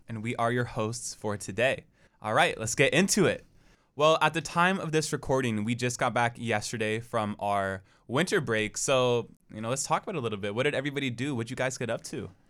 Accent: Portland, United States; moved away; I am from Portland

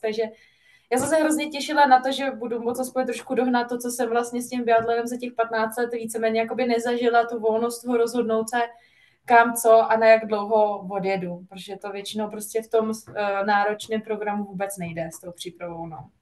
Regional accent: Czechia; now in Italy; náš český chleba je prostě něco, co tady jako člověk nenajde

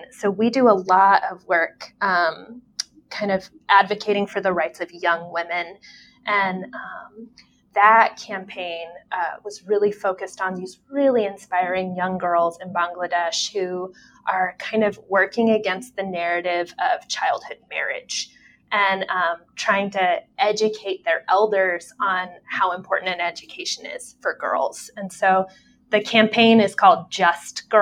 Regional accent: Texas, United States; moved away as an adult; also born or lived in Phoenix, Arizona; now in Michigan, United States; I lived most of my life in Texas. I was born in Phoenix, Arizona

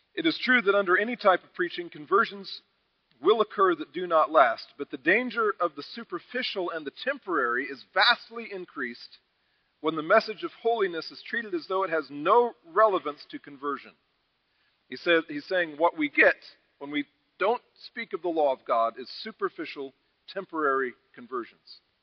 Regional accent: United States; we as American evangelicals

